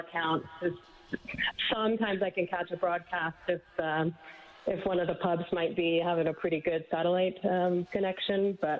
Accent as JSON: {"language": "English", "town": "Edmonton", "region": "Alberta", "country": "Canada", "tie": "born or raised there", "moved": "as an adult", "lives_now": "Switzerland"}